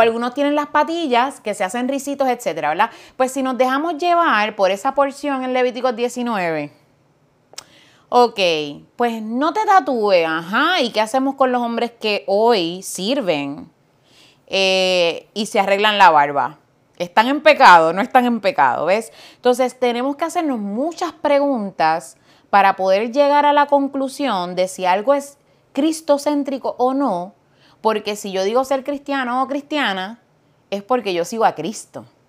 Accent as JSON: {"language": "Spanish", "town": "Fajardo", "country": "Puerto Rico", "tie": "born or raised there", "said": "Yo soy boricua, nací en Fajardo, Puerto Rico, vengo de una familia maravillosa"}